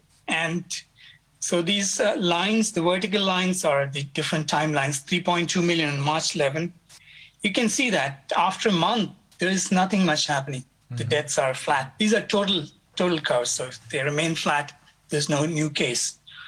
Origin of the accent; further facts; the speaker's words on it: India; now in Japan; I'm from India